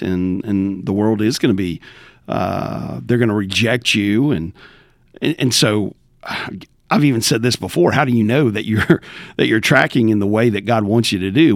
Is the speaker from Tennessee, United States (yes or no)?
yes; Southwest Rural Tennessee, United States; moved away; Born and raised in Tennessee, uh, Southwest Rural Tennessee